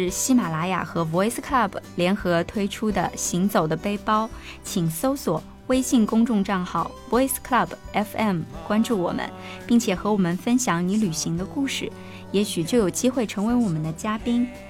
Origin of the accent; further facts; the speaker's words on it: southern China, China; 因为我是南方人嘛